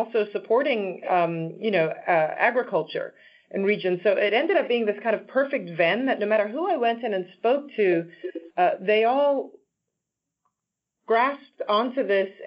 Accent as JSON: {"language": "English", "country": "Zimbabwe", "tie": "born or raised there", "also_born_or_lived": "Washington, D.C.", "moved": "yes"}